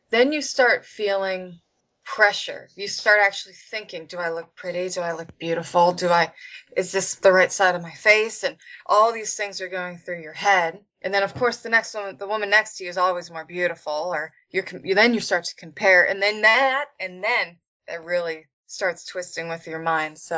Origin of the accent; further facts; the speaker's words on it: Pennsylvania, United States; In Pennsylvania.